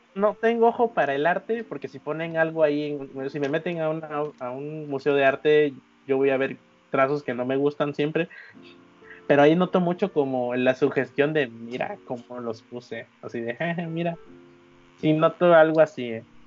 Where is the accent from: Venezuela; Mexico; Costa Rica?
Mexico; Veracruz; accent: jarocho; mi, de mi, de mi acento jarocho